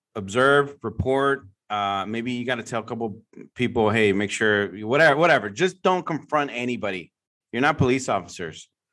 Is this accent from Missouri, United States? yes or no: no; San Francisco Bay Area, California, United States; I'm from the San Francisco Bay Area, obviously, my whole life